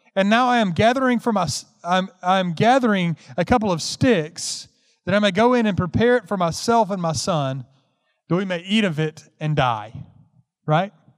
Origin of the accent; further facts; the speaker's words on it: Carrollton, Georgia, United States; moved away; also born or lived in Memphis, Tennessee; Carrollton, Georgia is where I grew up